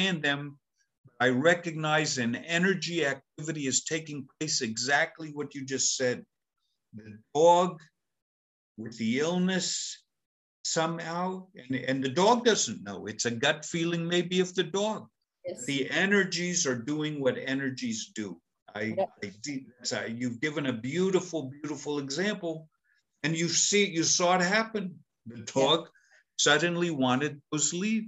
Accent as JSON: {"language": "English", "country": "United States", "said": "I'm an American"}